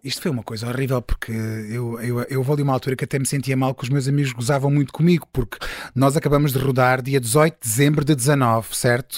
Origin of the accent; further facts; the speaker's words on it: Sines, Alentejo, Portugal; also born or lived in Belém, Lisbon; now in Lisbon, Portugal; eu sou de Sines